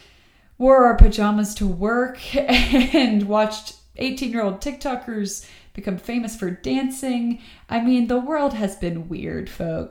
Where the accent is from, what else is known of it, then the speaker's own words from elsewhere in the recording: Atlanta, Georgia, United States; moved away as an adult; now in Austin, United States; I'm from Atlanta, Georgia. I moved out here during the global pandemic for a job.